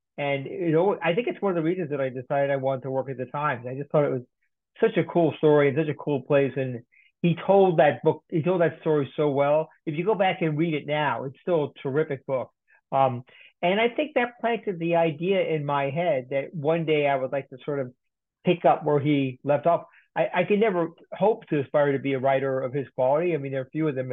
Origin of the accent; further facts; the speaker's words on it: Westchester County, New York, United States; I grew up in Westchester County in New York